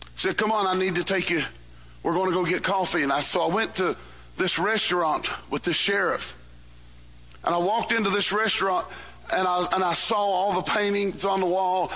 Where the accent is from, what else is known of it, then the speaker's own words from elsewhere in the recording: West Virginia, United States; I am from West Virginia.